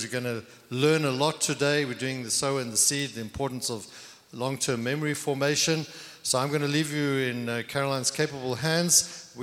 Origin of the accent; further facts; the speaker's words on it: Nairobi, Kenya; now in United States; I was born in Nairobi, Kenya